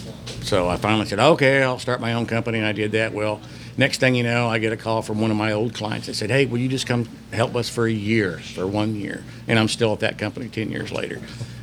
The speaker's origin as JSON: {"language": "English", "town": "Houston", "region": "Texas", "country": "United States", "said": "And I go, hey, I'm from Houston. You guys are from Houston. Congratulations."}